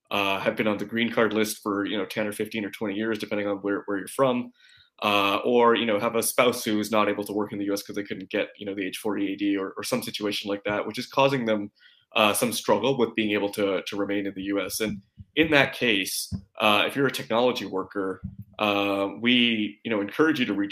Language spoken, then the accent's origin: English; Vancouver, British Columbia, Canada; I was born and raised in Vancouver, in Canada